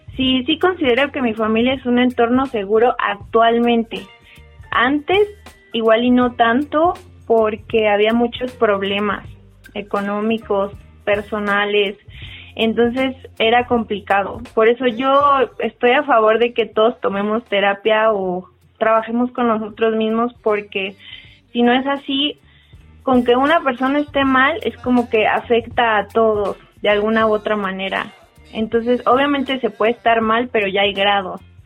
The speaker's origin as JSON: {"language": "Spanish", "region": "Mexico City", "country": "Mexico", "said": "soy de la Ciudad de México y tengo 29 años"}